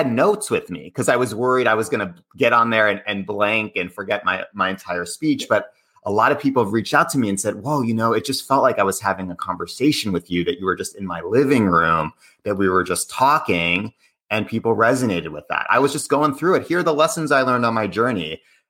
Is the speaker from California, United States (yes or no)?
no; Cambridge, Massachusetts, United States; And I grew up in Cambridge, Boston area.